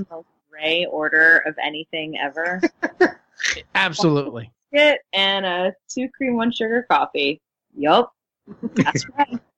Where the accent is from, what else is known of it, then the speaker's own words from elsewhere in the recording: Houston, Texas, United States; I'm from Houston, okay? Like, we, it's not really a thing.